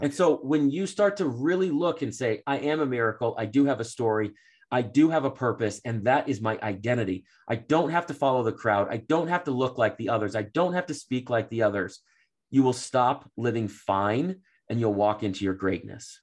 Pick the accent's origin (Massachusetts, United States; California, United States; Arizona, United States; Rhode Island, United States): Massachusetts, United States; Framingham; I grew up in Boston